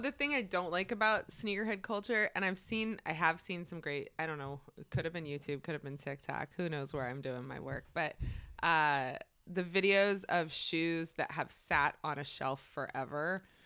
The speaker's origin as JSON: {"language": "English", "region": "Maryland", "country": "United States", "tie": "born or raised there", "said": "one of my best friends from growing up in Maryland"}